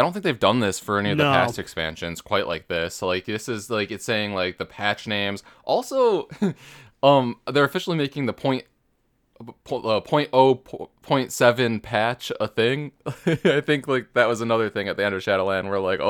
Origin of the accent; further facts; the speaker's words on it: Australia; I am from Australia, and as some inside jokes go over the top, being from down under